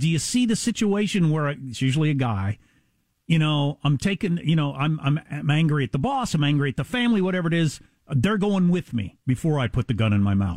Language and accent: English; United States; As an American